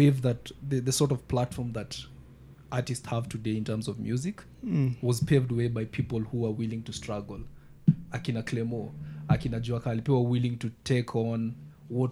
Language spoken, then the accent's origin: English; Nairobi, Kenya; I grew up in Kibera.